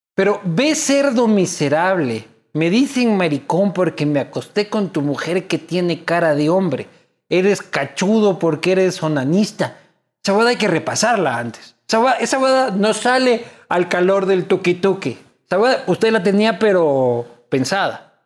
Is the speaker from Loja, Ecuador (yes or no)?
yes; Loja, Ecuador; Yo soy de Loja, yo soy de Loja